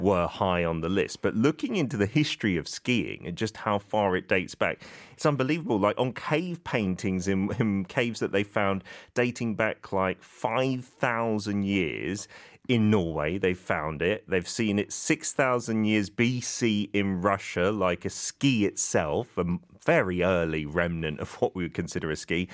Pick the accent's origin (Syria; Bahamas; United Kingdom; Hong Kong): United Kingdom; As a Brit